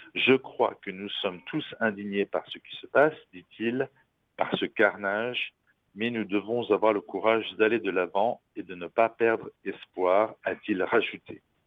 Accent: France; ici chez nous en France

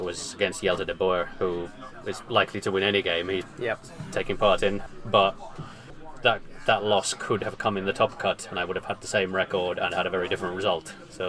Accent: Birmingham, West Midlands, United Kingdom; I'm from Birmingham, UK, who won System Opens on exactly the same day.

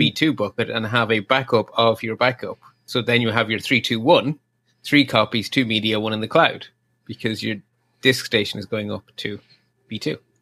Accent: Ireland; I, as an Irish person

